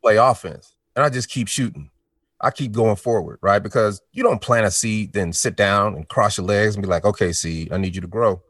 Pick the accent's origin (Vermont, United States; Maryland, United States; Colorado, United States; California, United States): Colorado, United States; Denver; also born or lived in Chicago, Illinois; I'm from Denver, Colorado